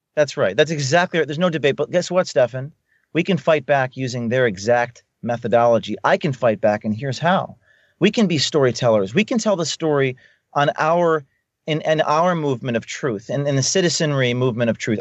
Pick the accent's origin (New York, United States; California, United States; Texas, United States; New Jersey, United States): New Jersey, United States; Newark; I'm from Newark, New Jersey.